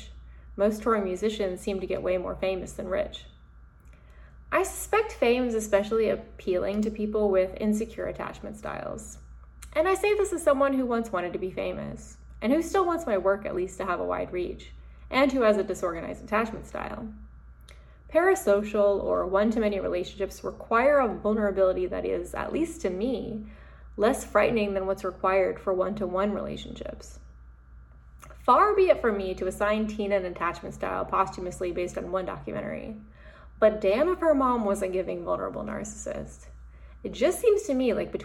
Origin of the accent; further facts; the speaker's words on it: Deep South, United States; growing up in the Deep South